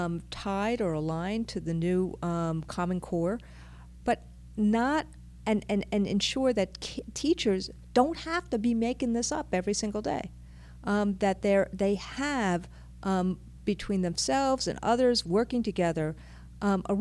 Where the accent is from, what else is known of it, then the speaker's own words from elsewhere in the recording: New York City, New York, United States; I am a New Yorker